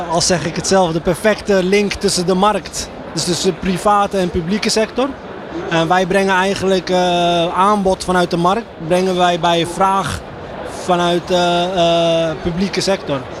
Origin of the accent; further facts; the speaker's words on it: Iraq; wij, ik kom uit Irak nou.